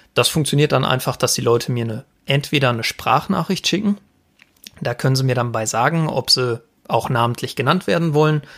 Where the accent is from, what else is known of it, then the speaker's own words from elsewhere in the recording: Sauerland, North Rhine-Westphalia, Germany; also born or lived in Paderborn; Ich komme gebürtig aus dem Sauerland